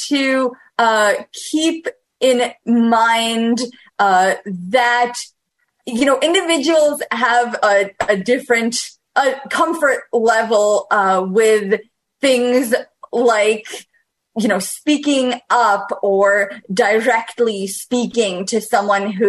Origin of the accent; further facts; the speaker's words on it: New York, United States; I am from New York State